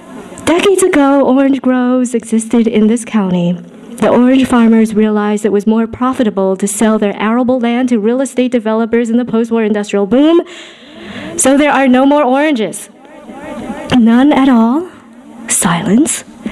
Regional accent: New England, United States; moved away as an adult; also born or lived in Northern California; Over 3 decades ago, although at times it seems only yesterday, I was born and raised in Pilgrim Woodsy, New England. Then moved to Northern California, the Bay Area of the late 90s to be exact.

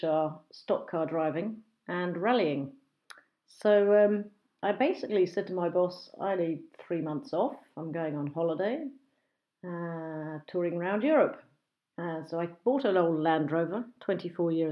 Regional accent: Brighton and Hove, South East England, United Kingdom; accent: BBC English / home counties; I was born and bred in a small village just outside of Brighton, which has now become Brighton and Hove, a seaside resort on the southeast coast of England

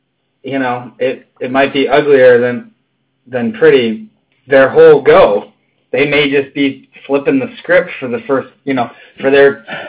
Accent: Omaha, Nebraska, United States

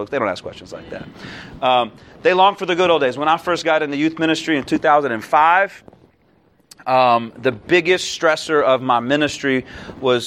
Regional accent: Naples, Florida, United States; now in Youngstown, United States; I'm from Naples, Florida

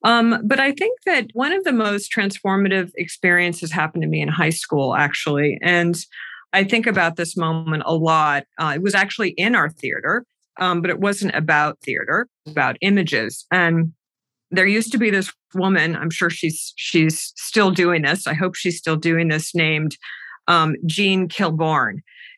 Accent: Massachusetts, United States; Outside of Boston.

